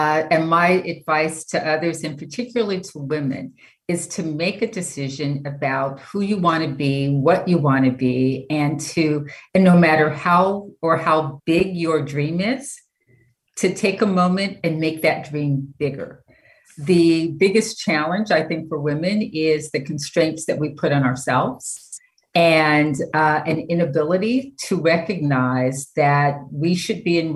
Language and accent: English; Orange County, California, United States; also born or lived in Los Angeles; I'm a native Angeleno, but I grew up in Orange County